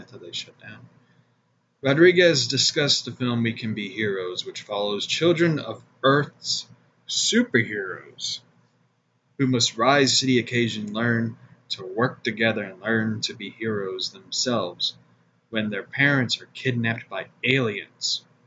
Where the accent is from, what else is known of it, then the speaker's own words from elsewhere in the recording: Missouri, United States; my home state of Missouri